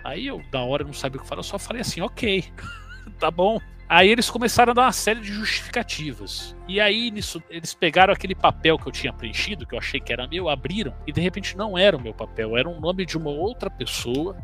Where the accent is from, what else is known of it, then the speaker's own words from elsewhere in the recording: Brazil; eu sou brasileiro